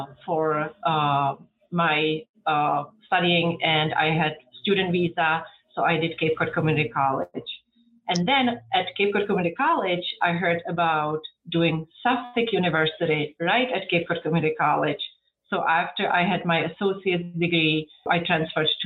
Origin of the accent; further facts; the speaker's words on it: Czechia; English is a second language; moved away as an adult; now in United States; So I came from the Czech Republic. I was born in 1978 during communism